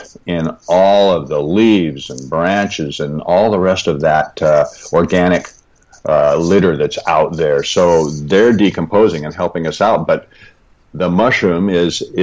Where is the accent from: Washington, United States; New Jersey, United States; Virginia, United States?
Washington, United States; Seattle; I was born and raised in the Pacific Northwest in the Seattle area.